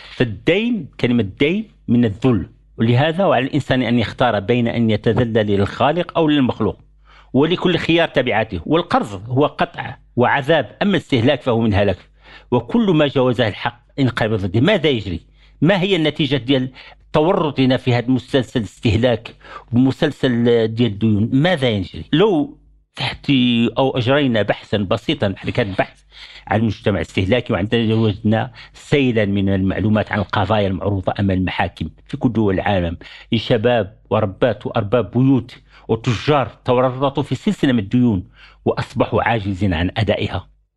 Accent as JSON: {"language": "Arabic", "country": "Morocco", "said": "احنا عندنا في المغرب"}